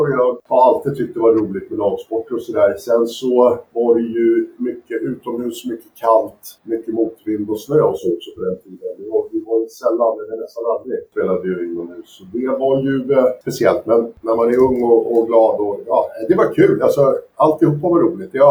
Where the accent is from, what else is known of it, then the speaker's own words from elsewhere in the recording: Södertälje, Stockholm County, Sweden; moved away as an adult; also born or lived in Los Angeles, United States / France; född och uppvuxen i Södertälje och när jag föddes så bodde vi lite mer centralt i stan. Men eh, eh, jag är född och uppvuxen och gått i skola i Ronna